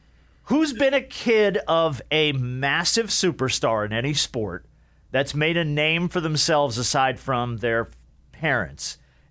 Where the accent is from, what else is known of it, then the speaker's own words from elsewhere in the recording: New Jersey, United States; I grew up in New Jersey, so we lived at White Castle.